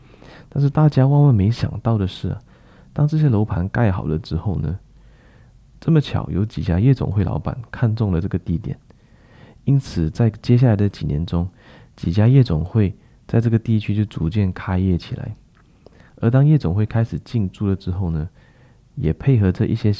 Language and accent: Chinese; Klang, Selangor, Malaysia; 那给大家举几个比较实际的例子哈，在我老家巴生啊，某一个商业区在发展上刚刚出售的时候，市场上都非常看好